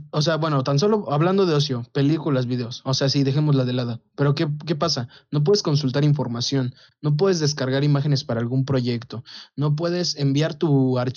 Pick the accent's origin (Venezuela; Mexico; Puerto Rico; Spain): Mexico; nosotros de acá somos de ranchito